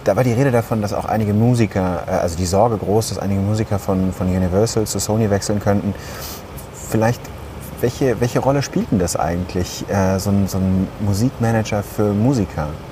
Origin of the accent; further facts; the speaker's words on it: Ruhr area, North Rhine-Westphalia, Germany; ich komme aus dem Ruhrgebiet